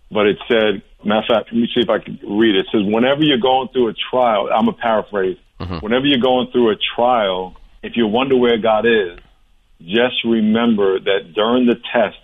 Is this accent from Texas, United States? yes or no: no; New York, United States; I grew up in New York. I went running outside in high school in snow 2 feet deep with 5 below 0.